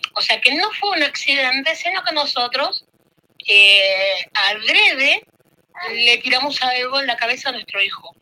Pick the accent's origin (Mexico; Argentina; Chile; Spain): Argentina; now in Italy; yo nací en Argentina. Y después de muchísimos años mi papá quiso volver acá a Italia, vendimos todo en Argentina y nos mudamos hace 17 años acá